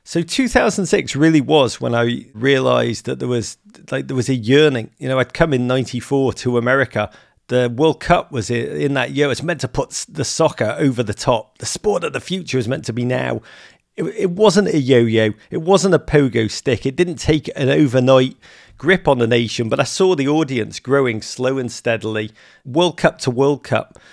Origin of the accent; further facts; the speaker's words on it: England, United Kingdom; now in United States; I'm English